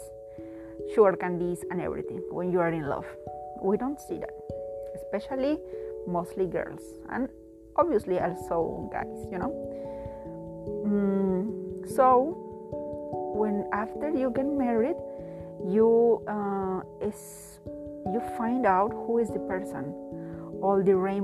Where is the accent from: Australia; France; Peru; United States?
Peru; I am a Latin person, I am from Peru, South America